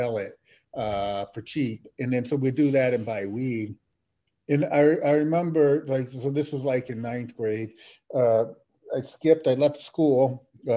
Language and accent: English; New Orleans, Louisiana, United States; I grew up in Algiers, which is a section of New Orleans.